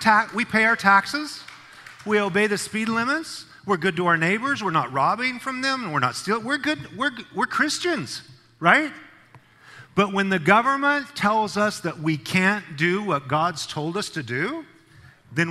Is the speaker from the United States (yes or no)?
yes; Idaho, United States; moved away as an adult; now in California, United States; I'm from Idaho. When I was coming to California, all the taillights were going to Idaho, right, where I'm from